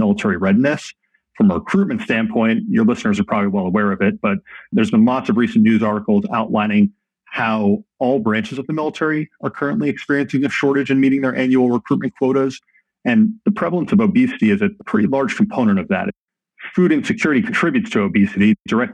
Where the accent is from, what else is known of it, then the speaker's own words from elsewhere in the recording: New Jersey, United States; moved away as an adult; also born or lived in Michigan / Colorado / Georgia / Denver; I grew up in New Jersey as the child of two immigrants to the United States.